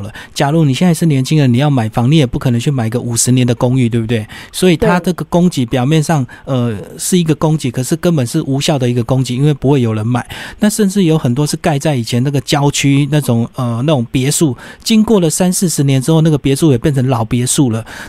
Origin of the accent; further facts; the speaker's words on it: Taiwan; 到时候搞不好就很多空屋，因为我们台湾人已经变很少了这样子。